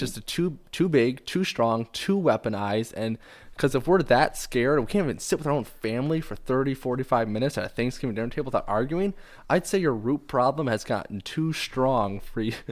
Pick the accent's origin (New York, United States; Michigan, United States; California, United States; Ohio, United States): Michigan, United States; we're both from Michigan